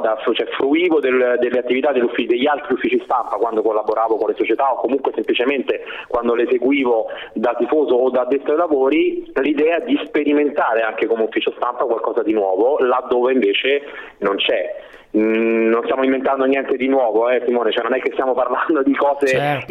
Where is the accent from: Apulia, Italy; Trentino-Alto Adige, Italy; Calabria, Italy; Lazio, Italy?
Lazio, Italy; Rome; moved away as an adult; now in Brescia, Italy; lasciare la città dove uno è nato e cresciuto, insomma io a Roma alla fine ci ho vissuto per 39 anni